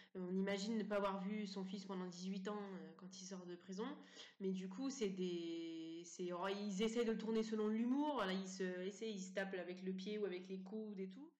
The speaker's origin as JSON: {"language": "French", "town": "Montivilliers", "region": "Normandy", "country": "France", "tie": "born or raised there", "said": "je suis née euh, en France, euh, à Montivilliers, en 1988."}